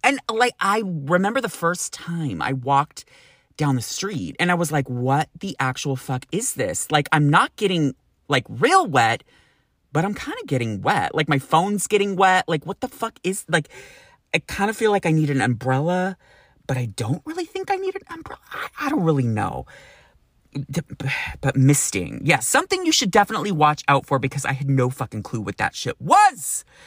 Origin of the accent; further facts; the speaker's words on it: Sacramento, California, United States; moved away as an adult; now in San Francisco, United States; growing up in Sacramento where you can get up to over a hundred and fifteen degrees